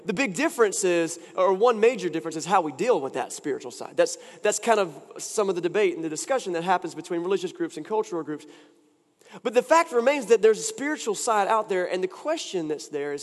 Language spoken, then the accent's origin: English; Wilson, North Carolina, United States; moved away; I was in my hometown and I got to take part in a time-honored event for anyone who's from Wilson, North Carolina